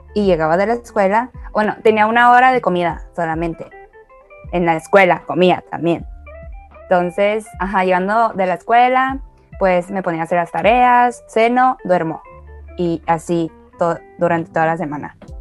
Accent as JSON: {"language": "Spanish", "country": "China", "tie": "born or raised there", "moved": "yes", "lives_now": "Mexico", "said": "yo nací en China, pero con la diferencia de que pues yo pasé toda mi primaria allá."}